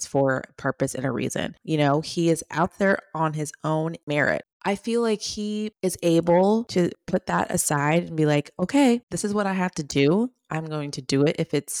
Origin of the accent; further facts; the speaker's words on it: United States; we're American